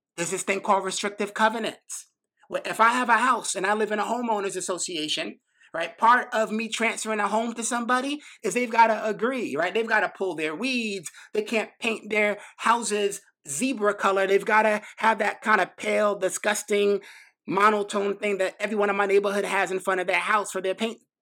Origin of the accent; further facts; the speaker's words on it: New York City, New York, United States; I grew up in New York City, right? Grew up in Brooklyn, went to high school in the Bronx